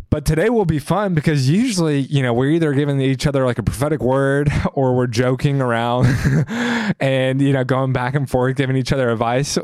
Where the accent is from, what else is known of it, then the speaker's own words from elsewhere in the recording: the South, United States; I grew up in the South